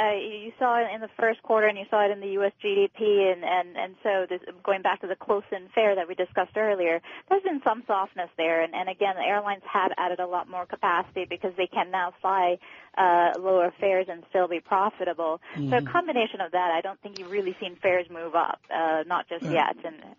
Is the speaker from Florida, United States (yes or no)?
yes; Tampa, Florida, United States; I'm going to go with my hometown airport, Tampa Airport.